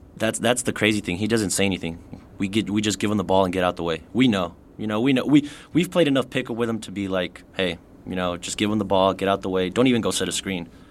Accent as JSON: {"language": "English", "town": "El Paso", "region": "Texas", "country": "United States", "tie": "born or raised there", "said": "born and raised in El Paso, went to Cathedral High School"}